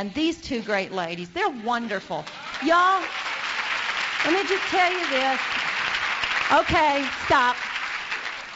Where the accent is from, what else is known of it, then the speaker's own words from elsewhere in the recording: Arkansas, United States; We're from Arkansas